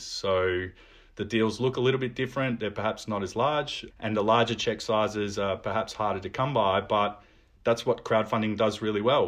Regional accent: Melbourne, Victoria, Australia; I've lived in Melbourne, um, all of my life. I, I grew up in Carlton.

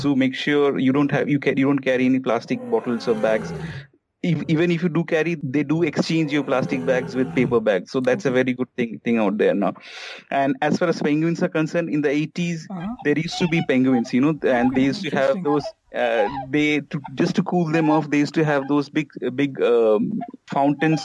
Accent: Kolkata, West Bengal, India; I'm from Calcutta

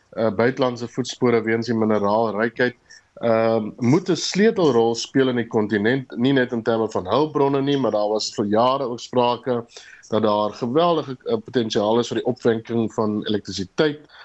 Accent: South Africa

